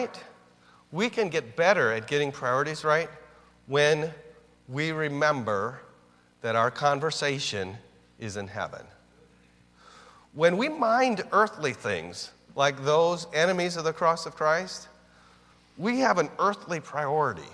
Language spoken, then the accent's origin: English; United States; I'm an American